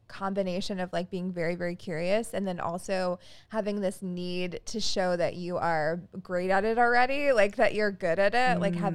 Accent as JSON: {"language": "English", "region": "North Carolina", "country": "United States", "said": "I'm from North Carolina"}